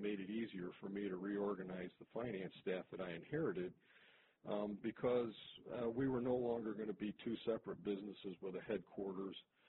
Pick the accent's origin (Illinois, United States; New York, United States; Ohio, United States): Ohio, United States; Toledo; my hometown here of Toledo, Ohio